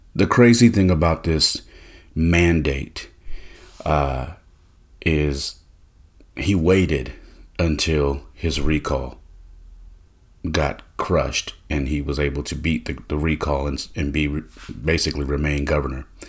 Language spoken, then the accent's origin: English; Bay Area, Northern California, United States; I'm from California, uh, more specifically Northern California in the Bay Area